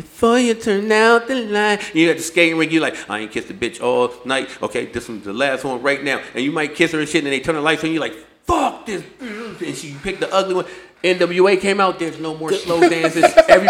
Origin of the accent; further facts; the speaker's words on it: Michigan, United States; Nah, I'm from Michigan.